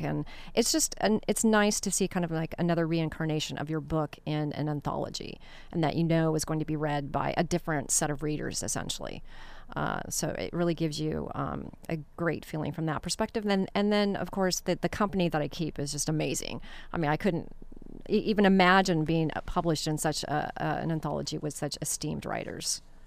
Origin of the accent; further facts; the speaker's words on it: Costa Mesa, California, United States; growing up in Costa Mesa near El Toro helicopter base.